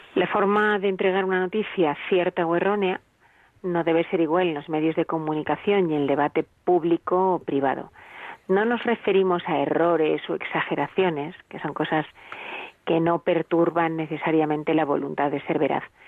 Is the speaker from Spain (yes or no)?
yes; Spain; como somos los españoles